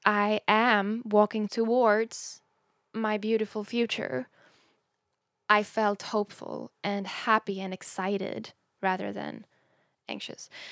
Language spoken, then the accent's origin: English; Sweden; English is a second language; moved away; when I was younger, growing up in Sweden